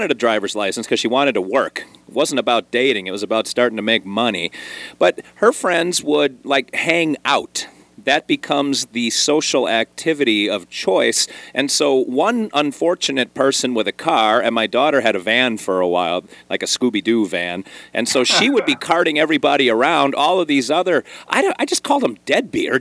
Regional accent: Wisconsin, United States; moved away as an adult; also born or lived in Oklahoma; growing up in Wisconsin, our natural rival is Illinois

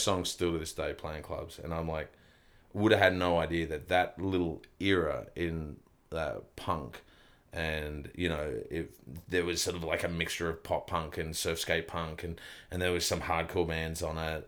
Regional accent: Kempsey, New South Wales, Australia; moved away; also born or lived in Melbourne / Sydney; I grew up in a little country town called Kempsey

